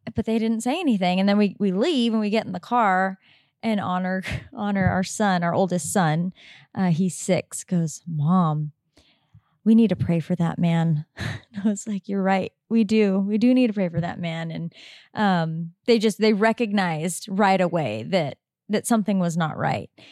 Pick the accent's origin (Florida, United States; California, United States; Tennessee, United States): California, United States; Southern; moved away as an adult; also born or lived in Oregon; now in Sedona, United States; we, … and I grew up in Southern California and we lived there for most of our life